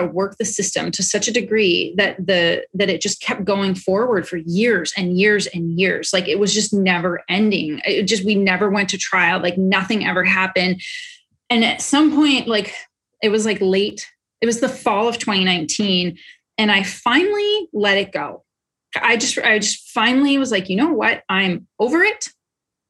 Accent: Canada; moved away; I'm Canadian

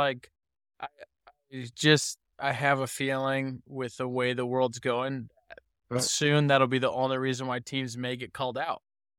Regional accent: California, United States; I know I'm from California, but we're out in the country, man.

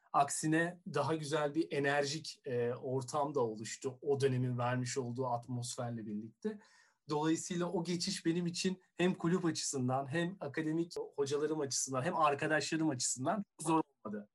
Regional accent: Istanbul, Turkey; Doğma büyüme İstanbul'u olduğum için.

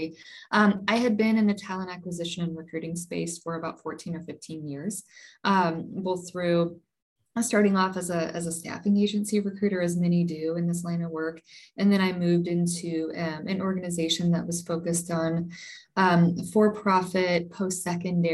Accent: St. Louis, Missouri, United States; moved away; I'm originally from the St. Louis area.

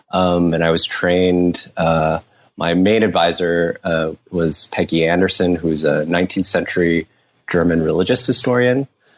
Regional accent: Taiwan; moved away as an adult; also born or lived in United States / New York, United States / Berkeley, United States / Europe; now in Paris, France; I was born in the U.S., but I grew up mainly in Taiwan. I moved back with my parents when I was 6 years old and spent ages 6 to 18 there. And then I came as an undergrad to the U.S.

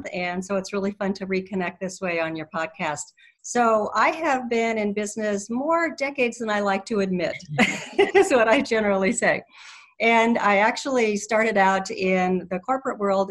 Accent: Colorado, United States; I am from Colorado

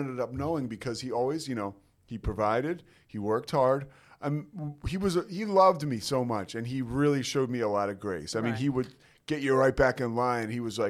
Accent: outside of Philadelphia, southeastern Pennsylvania, United States; I was raised outside of Philadelphia.

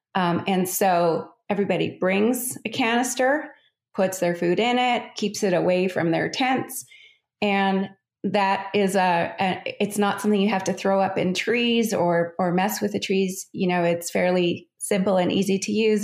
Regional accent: Calgary, Alberta, Canada; I grew up in Calgary, which is just uh, at the base of the Rocky Mountains in Canada.

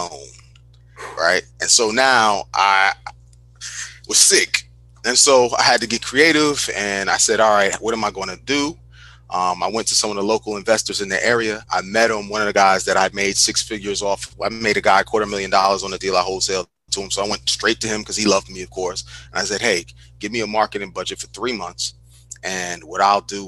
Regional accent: New Jersey, United States; also born or lived in Newark; I'm from Jersey

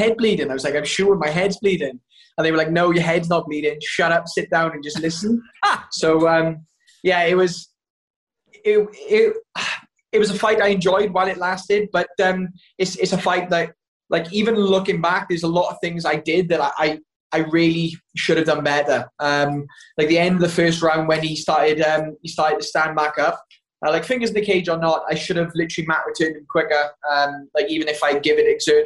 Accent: Wales, United Kingdom; I'm Welsh

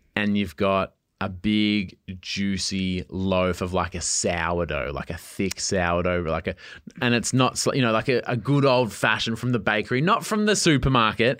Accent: East Coast, Australia; I grew up on the East Coast

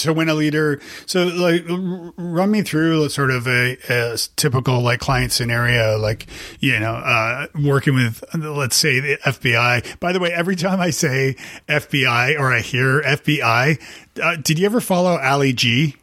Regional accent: Canada; now in Nashville, United States; I'm from Canada

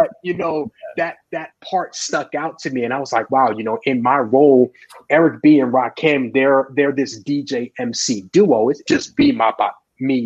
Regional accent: Long Island, New York, United States; I grew up on Long Island

